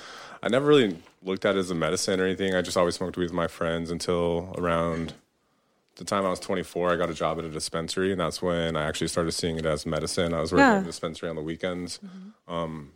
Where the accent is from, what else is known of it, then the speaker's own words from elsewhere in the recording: Colorado, United States; moved away as an adult; now in Oklahoma, United States; So I was in Colorado. I was born and raised in Colorado. I came to Oklahoma about 8 months ago.